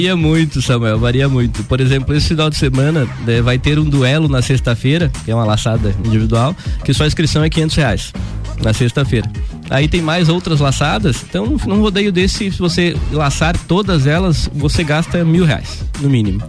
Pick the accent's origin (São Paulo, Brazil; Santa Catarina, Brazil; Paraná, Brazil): Santa Catarina, Brazil; Cerro Negro; moved away as an adult; now in Lages, Brazil; nasci em Cerro Negro, é, morei em Cerro Negro até os meus 24 anos